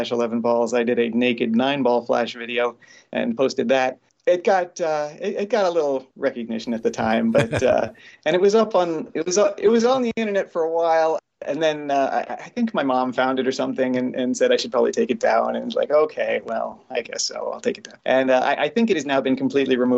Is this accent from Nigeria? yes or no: no; Miami, Florida, United States; I grew up in Miami